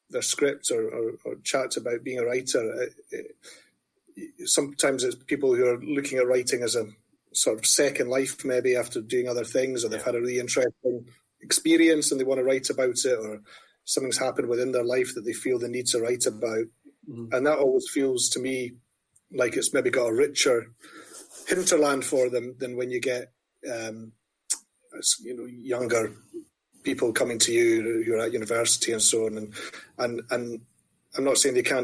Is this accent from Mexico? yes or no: no; Dundee, Scotland, United Kingdom; moved away as an adult; also born or lived in New York; now in Edinburgh, United Kingdom; I grew up in Dundee in the 90s in terms of formative years and teenage years